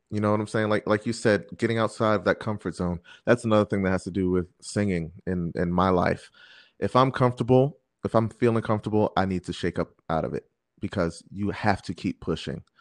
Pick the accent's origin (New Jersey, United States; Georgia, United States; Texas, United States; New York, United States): New York, United States; I'm I'm a New Yorker, so it's like oh, I'm in a city.